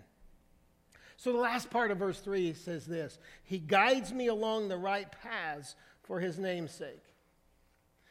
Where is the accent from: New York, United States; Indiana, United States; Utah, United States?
Indiana, United States; Brazil; I'm from Indiana. I'm from a small town in Brazil, Indiana